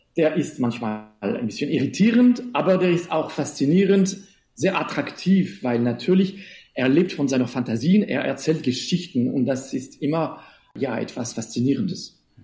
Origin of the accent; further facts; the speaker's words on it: Switzerland; Ich komme aus der Schweiz